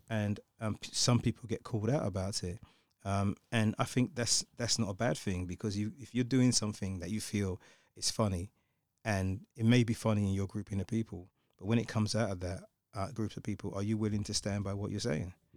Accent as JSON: {"language": "English", "region": "London", "country": "United Kingdom", "tie": "born or raised there", "said": "growing up in, in the U K, growing up in London"}